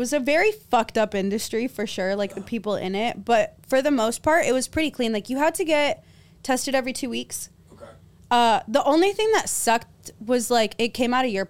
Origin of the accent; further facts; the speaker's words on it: Los Angeles, California, United States; born there; I was born in L.A.